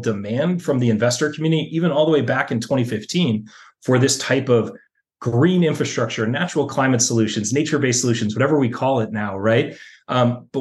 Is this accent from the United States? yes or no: yes; Washington, District of Columbia, United States; moved away; also born or lived in New York; I grew up in Washington, D.C., on the East Coast